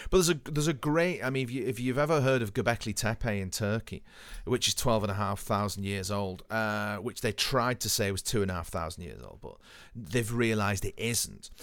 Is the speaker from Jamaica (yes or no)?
no; Haydock, North West England, United Kingdom; where I grew up in Haydon